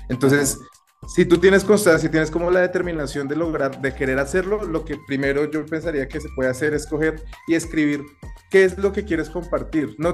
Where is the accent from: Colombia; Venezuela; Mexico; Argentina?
Colombia; no solo somos, no solo somos los colombianos